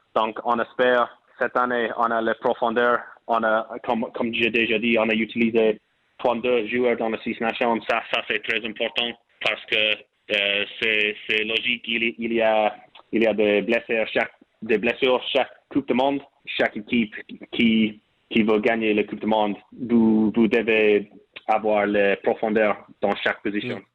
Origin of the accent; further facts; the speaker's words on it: Portlaoise, Leinster, Ireland; French is a second language; moved away as an adult; also born or lived in Connacht; now in France; Oui, je suis né en Port Leash, c'est au milieu de l'Irlande